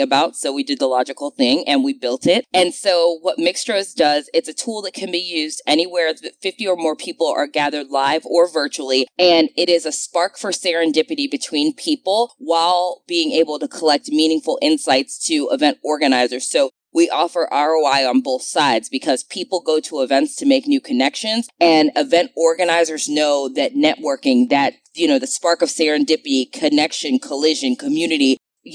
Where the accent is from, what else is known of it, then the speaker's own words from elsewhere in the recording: Cleveland, Ohio, United States; moved away as an adult; also born or lived in New York; now in Birmingham, United States; I was born and raised in Cleveland, Ohio